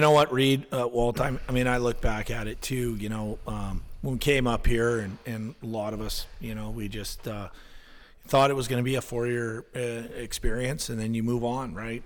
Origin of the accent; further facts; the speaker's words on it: Winnipeg, Manitoba, Canada; moved away as an adult; now in Alaska, United States; It's certainly not what I grew up with in Winnipeg